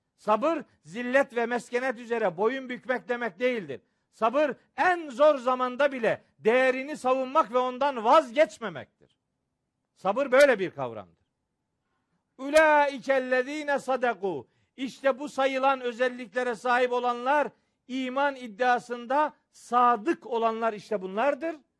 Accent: Bayburt, Turkey; moved away; Benim çocukluğum Bayburt'ta geçti. Babam Bayburt'ta imamdı.

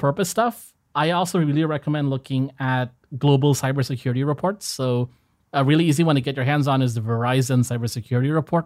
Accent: Indonesia; So, Indonesia, a, as a people, we are mo-, we are not very outspoken

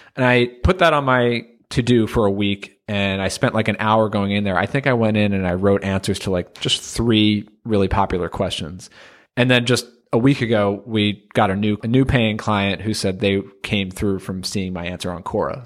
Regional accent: United States; being from the U.S. here

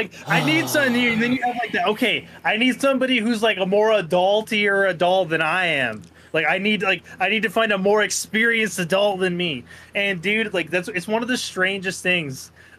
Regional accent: Netherlands; I'm from Holland, isn't that weird?

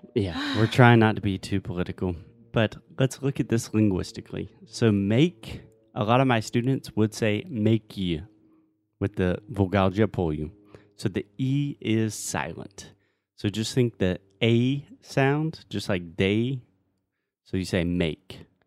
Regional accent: South Carolina, United States; moved away; I'm from the South. I'm from South Carolina

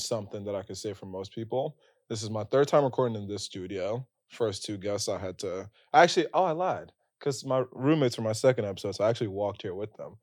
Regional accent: West Windsor, New Jersey, United States; moved away as an adult; now in New York City, United States; we're from Central Jersey

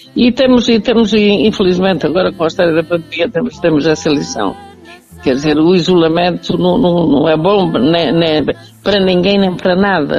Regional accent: Manhouce, Viseu, Portugal; estou cá, estou na casa onde nasci

